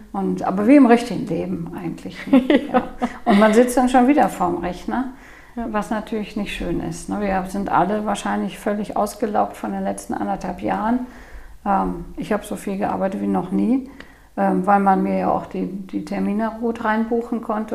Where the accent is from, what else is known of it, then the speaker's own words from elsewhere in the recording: Cologne, North Rhine-Westphalia, Germany; komme ich aus Köln